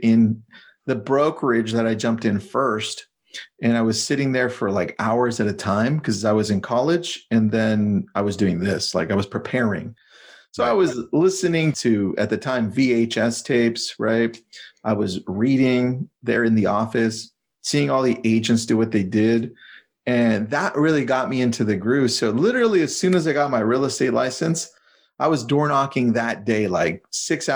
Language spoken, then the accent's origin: English; Malibu, California, United States; I'm from Malibu, California, real estate agent out here